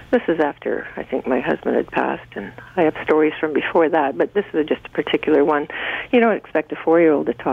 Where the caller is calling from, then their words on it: Creemore, Ontario, Canada; Uh, the Creemore area.